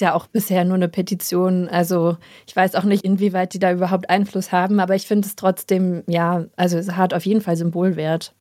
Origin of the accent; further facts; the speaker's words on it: Hesse, Germany; wir sind doch beide in Hessen groß geworden